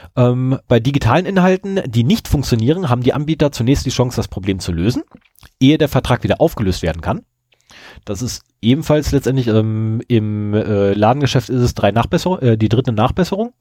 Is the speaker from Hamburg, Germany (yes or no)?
no; Lower Saxony, Germany; bei uns zu Hause in Niedersachsen